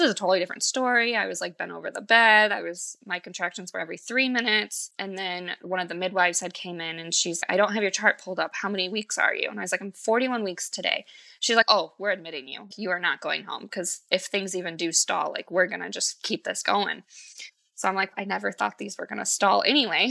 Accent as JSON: {"language": "English", "region": "Michigan", "country": "United States", "said": "I'm from Michigan"}